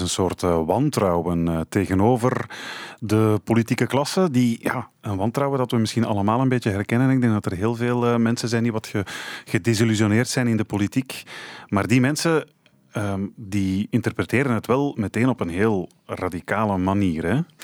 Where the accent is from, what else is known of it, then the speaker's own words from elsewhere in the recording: Flanders, Belgium; bij ons in Vlaanderen